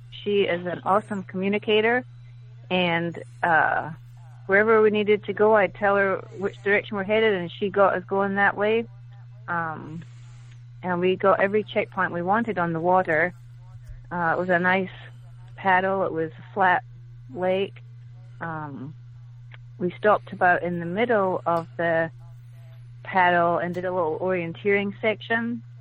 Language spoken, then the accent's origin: English; Scotland, United Kingdom; now in Lexington, United States; Um, I live in Lexington. I'm from Scotland originally